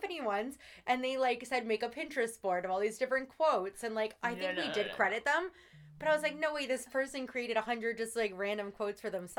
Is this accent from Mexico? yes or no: no; Canada; Well, yeah, we're Canadian.